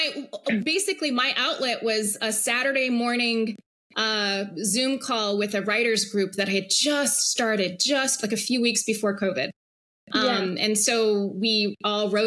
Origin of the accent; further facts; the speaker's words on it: Hawaii, United States; I grew up in Hawaii on this little island in the middle